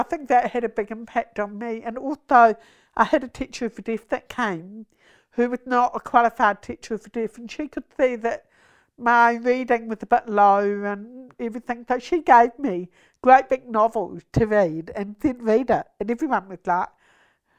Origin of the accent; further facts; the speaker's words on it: Napier, Hawke's Bay, New Zealand; also born or lived in Auckland / Dunedin; now in Wellington, New Zealand; I was born in Napier, so grew up there